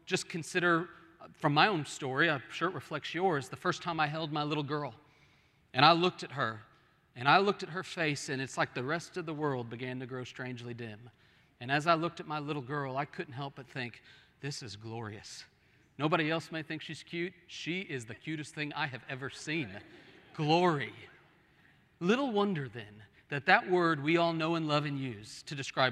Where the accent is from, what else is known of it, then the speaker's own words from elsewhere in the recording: Oklahoma, United States; moved away; I was from Oklahoma, where we have hills, and those hills are like 3 feet high.